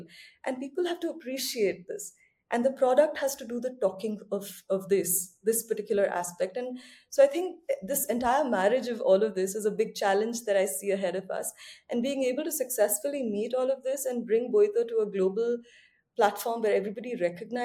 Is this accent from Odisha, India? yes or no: yes; Odisha, India; the state, which I call my home state